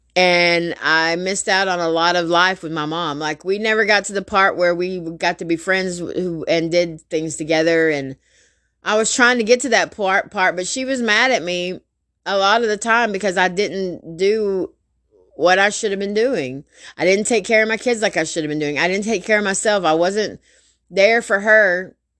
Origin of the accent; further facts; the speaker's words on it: Garland, Texas, United States; also born or lived in Rowlett, Texas; I grew up in Garland for twenty years. Then we moved to Rowlett